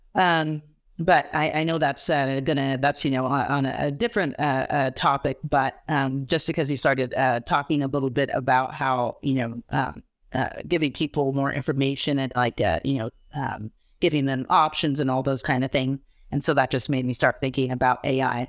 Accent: California, United States; I'm a Californian

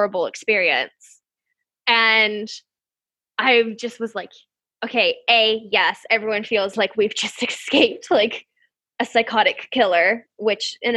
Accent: United States; I'm American

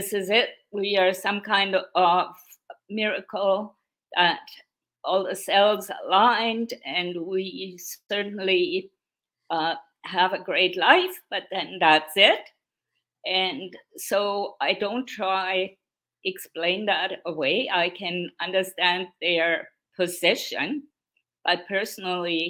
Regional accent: Straubing, Bavaria, Germany; English is a second language; moved away as an adult; now in Canada; Straubing, my hometown, has millions of people every year in August

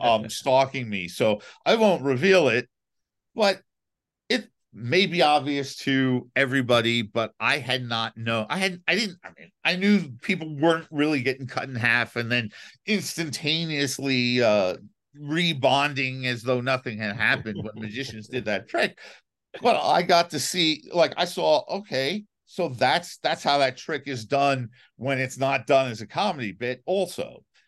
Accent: New York City, New York, United States; I grew up in New York City.

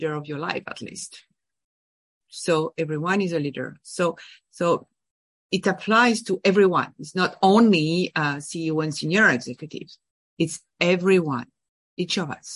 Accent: France; English is a second language; moved away as an adult; also born or lived in Boston / Paris; now in New York, United States; I am from France. I was born and raised in France

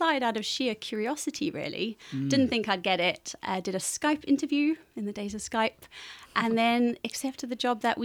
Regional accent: South Africa; moved away as an adult; also born or lived in Cape Town; now in Cambridge, United Kingdom; I was born in South Africa

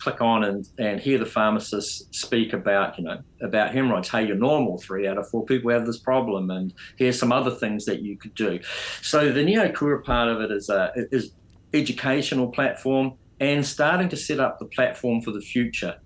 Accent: New Zealand; also born or lived in United Kingdom; I'm a Kiwi

